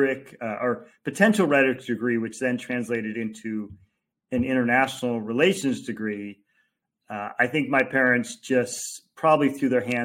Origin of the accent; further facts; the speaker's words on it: Los Angeles, California, United States; also born or lived in Orange County, California; I was born and raised in Los Angeles, but then spent a great deal of time in Orange County.